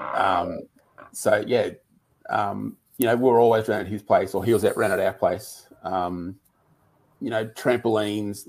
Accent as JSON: {"language": "English", "town": "Lismore", "region": "New South Wales", "country": "Australia", "tie": "born or raised there", "said": "I grew up in Lismore, which is up near the Queensland border."}